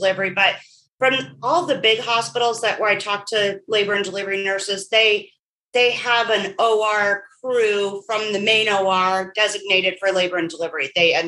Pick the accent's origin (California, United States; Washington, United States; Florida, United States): Washington, United States; Port Angeles; So I'm originally from Washington State. Grew up in Washington, in the very northwest corner in a little town called Port Angeles.